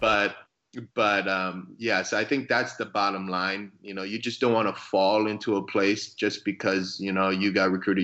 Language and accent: English; Hawaii, United States; moved away as an adult; also born or lived in Arizona / Oklahoma; I, I grew up in Hawaii, so I played high school baseball in Hawaii